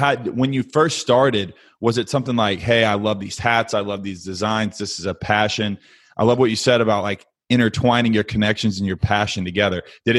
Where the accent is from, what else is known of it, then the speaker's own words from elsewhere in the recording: Fort Worth, Texas, United States; also born or lived in Keller, Texas / Lubbock, Texas; I grew up in Fort Worth, DFW area. I lived in Keller for 10 years.